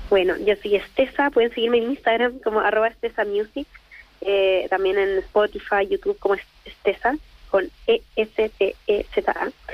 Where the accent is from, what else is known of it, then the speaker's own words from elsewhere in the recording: Chile; moved away as an adult; now in Santiago, Chile; Yo soy de Villa